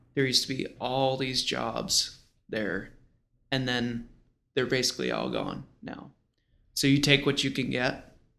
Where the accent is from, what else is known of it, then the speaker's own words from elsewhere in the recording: Rochester, Buffalo area, New York, United States; moved away; also born or lived in China; I'm from the Rochester, Buffalo area